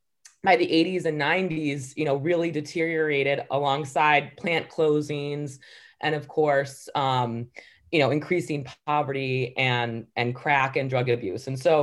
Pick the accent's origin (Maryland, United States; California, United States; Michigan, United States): Michigan, United States; Ann Arbor; I think a lot of that came from my own background growing up in Ann Arbor.